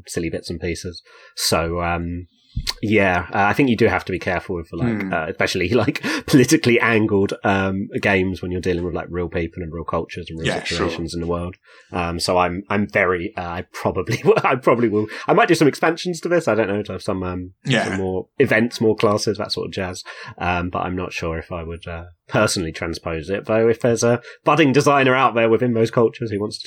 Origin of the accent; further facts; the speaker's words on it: England, United Kingdom; I'm English